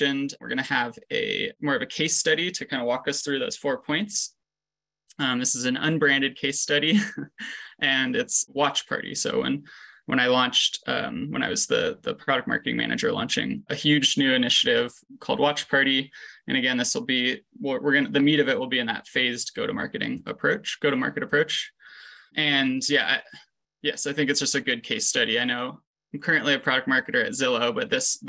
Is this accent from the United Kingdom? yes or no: no; Los Angeles, California, United States; moved away as an adult; also born or lived in Quebec, Canada / Chicago, United States; now in Denver, United States; I grew up in the Los Angeles area through undergrad